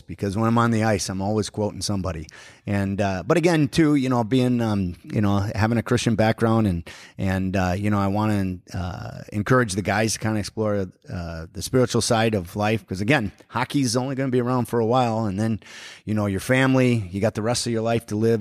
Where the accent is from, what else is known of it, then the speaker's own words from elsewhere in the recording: Forest Lake, Minnesota, United States; growing up in Forest Lake, we didn't have an ice arena when I was in high school